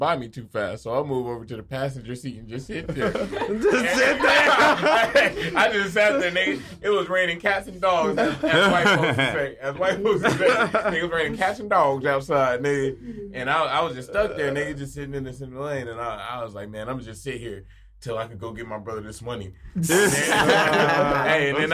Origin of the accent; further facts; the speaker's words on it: Phoenix, Arizona, United States; now in Tempe, United States; I live in Tempe now, but I'm from Phoenix